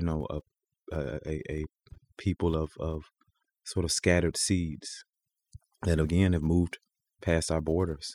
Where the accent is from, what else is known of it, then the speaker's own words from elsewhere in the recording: Mississippi Delta, United States; the Mississippi Delta, we didn't have any orange trees or grapefruit or anything like